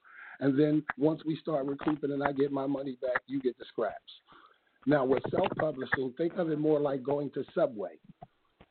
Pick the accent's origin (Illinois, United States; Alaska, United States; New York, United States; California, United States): New York, United States; New York City; moved away; also born or lived in New Jersey; I'm originally from Brooklyn, Crown Heights, President Street